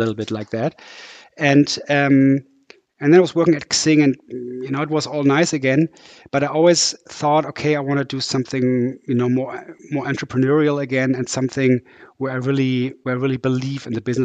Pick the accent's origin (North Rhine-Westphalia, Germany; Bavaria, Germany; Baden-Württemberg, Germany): North Rhine-Westphalia, Germany; Düsseldorf; moved away as an adult; also born or lived in Sweden; now in Hamburg, Germany; I'm from Düsseldorf, which is in the west of Germany. Came to Hamburg about 21 years ago when I came here to study engineering.